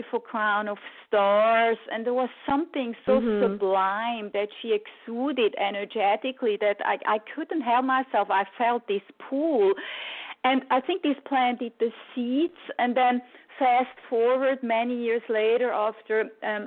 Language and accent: English; Switzerland; I grew up in Switzerland and my mother is Italian